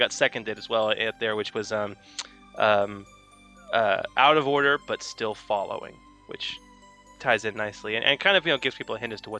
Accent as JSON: {"language": "English", "region": "Texas", "country": "United States", "tie": "born or raised there", "also_born_or_lived": "Seattle, Washington", "said": "I grew up here in Texas as far as back as I can remember, but I was born in Seattle. And I go back. I got family all up in the Pacific Northwest and along the coast up there."}